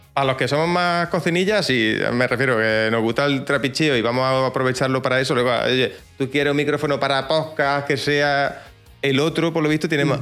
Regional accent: Jaén, Andalusia, Spain; accent: Jaén accent, cerrado; tengo un acento un poco extraño, ¿no? El acento de Jaén, eh, cerraete

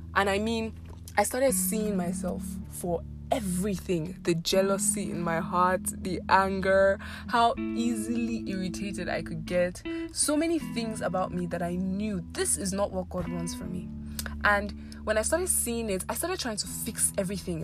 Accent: Abuja, Federal Capital Territory, Nigeria; also born or lived in Ekiti State; I was born and raised in Abuja.

